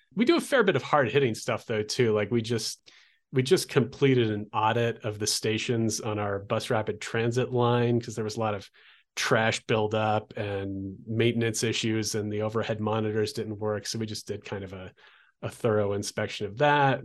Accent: Olympia, Washington, United States; moved away; where I grew up in Olympia, Washington

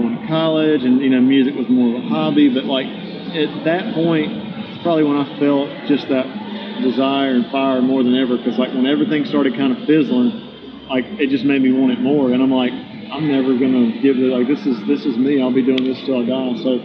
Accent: about 30 miles east of Biloxi, Mississippi Gulf Coast, United States; It's about 30 miles west of my hometown, down on the coast in Biloxi, Mississippi.

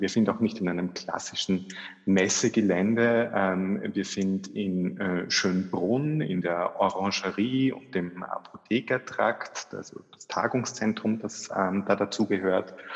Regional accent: Austria; also born or lived in Vienna; bei uns in Österreich

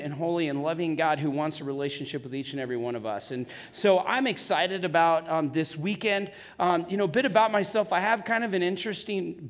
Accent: California, United States; now in Wyoming, United States; I'm originally from California

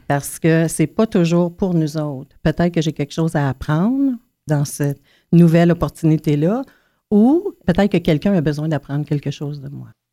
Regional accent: Pikogan, Quebec, Canada; j'ai grandi à un kilomètre ou deux de la réserve euh, d'où je viens, parce que je viens de Picogan, en Abitibi

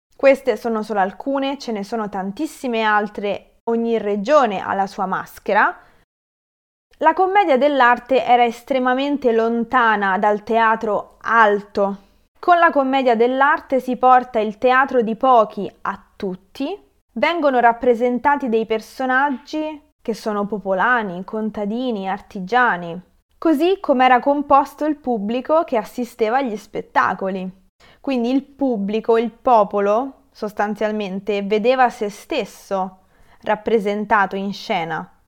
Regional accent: Rome, Lazio, Italy; io le chiamo frappe perché sono di Roma

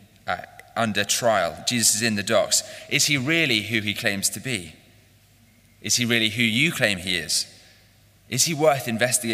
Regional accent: Chatham, South East England, United Kingdom; I was born in Chatham, Kent, and I was educated in the south

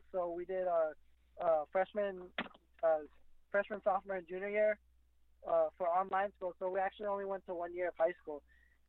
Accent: Las Vegas, Nevada, United States; also born or lived in Honolulu, Hawaii; Well, we grew up, we grew up in Vegas. We lived in Honolulu probably for like two, three years, and we moved to Vegas. And Vegas pretty much where we raised. We're born in Hawaii.

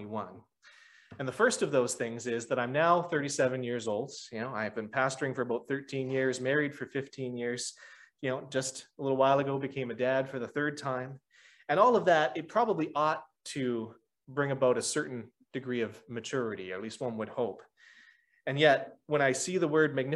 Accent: Lower Sackville, Nova Scotia, Canada; I grew up in Lower Sackville

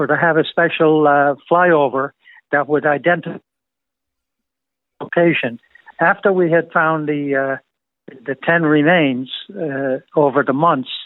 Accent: Ireland; moved away as an adult; also born or lived in Suffolk County, New York, United States; now in United States; I was born in Ireland, way back in a very rural area of Ireland. And I immigrated to the U.S. as an 18-year-old.

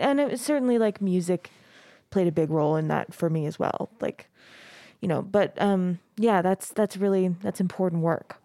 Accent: Arizona, United States; now in Utah, United States; I grew up in Arizona

